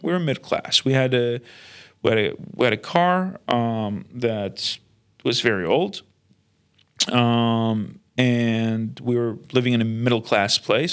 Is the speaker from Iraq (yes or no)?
yes; Baghdad, Baghdad Governorate, Iraq; now in Sydney, Australia; We grew up in a in Baghdad uh, city